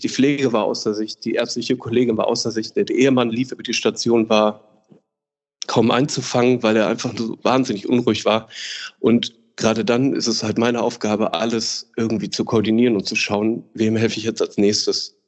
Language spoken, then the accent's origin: German; Ruhr area, North Rhine-Westphalia, Germany; ich fühle mich am wohlsten natürlich im Ruhrgebiet, da ich aus dem Ruhrgebiet komme und das einfach meine Wurzel und meine Heimat ist